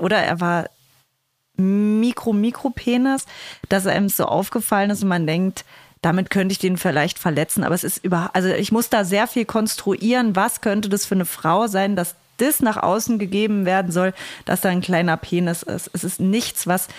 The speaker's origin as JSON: {"language": "German", "region": "East Germany", "country": "Germany", "said": "wir sind Ossis"}